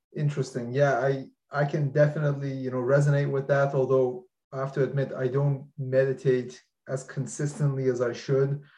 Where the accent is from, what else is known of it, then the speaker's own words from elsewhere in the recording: Iran; I'm from Iran